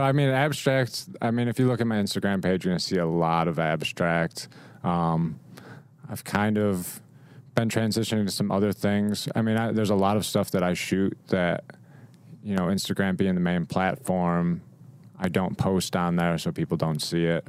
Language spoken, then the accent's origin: English; Rochester, New York, United States; moved away as an adult; now in Nashville, United States; I grew up in Rochester, so Kodak was a big thing.